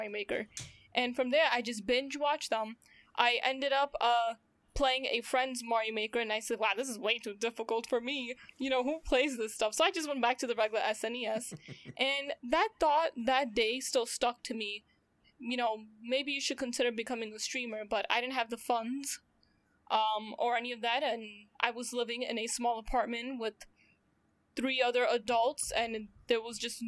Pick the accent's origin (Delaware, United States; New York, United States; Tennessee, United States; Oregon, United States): New York, United States; I'm from New York, currently still in New York